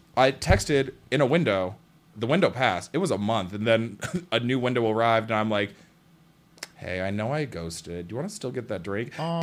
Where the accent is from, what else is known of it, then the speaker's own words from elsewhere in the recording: Seattle, Washington, United States; I am from Seattle